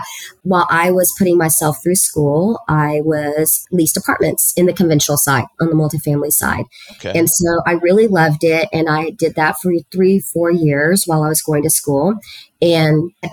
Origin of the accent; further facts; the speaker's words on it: Harlingen, Texas, United States; first language Spanish; English is a second language; moved away as an adult; also born or lived in Edinburg, Texas / San Antonio, Texas; that's where I grew up, in Harlingen, Texas